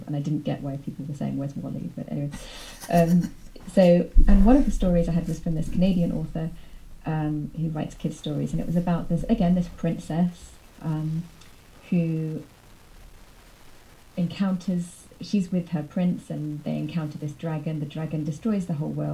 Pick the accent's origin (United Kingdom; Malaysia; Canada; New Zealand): United Kingdom; my experience as a British person